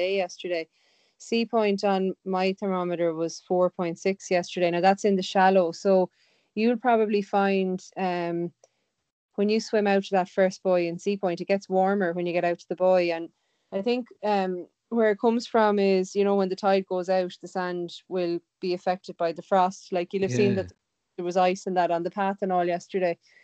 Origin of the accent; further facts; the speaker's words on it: Galway, Connacht, Ireland; I'm from Galway, so I swam in Shark in, like, so that was this one of the swim clubs in Galway